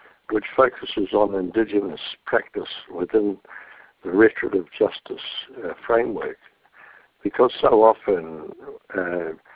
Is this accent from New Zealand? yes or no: yes; New Zealand; being brought up as a Maori boy in a village